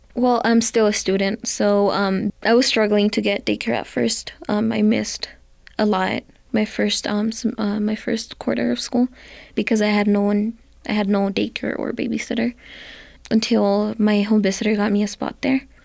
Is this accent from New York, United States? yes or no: no; Santa Fe, New Mexico, United States; I am from Santa Fe, New Mexico